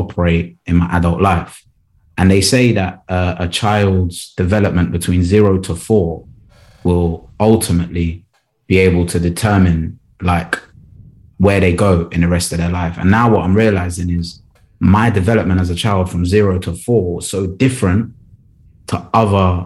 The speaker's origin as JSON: {"language": "English", "region": "London", "country": "United Kingdom", "tie": "born or raised there", "also_born_or_lived": "West Midlands / Kent / Leeds", "said": "South London's probably been the area that I've grown up in the most, but I've been around the UK"}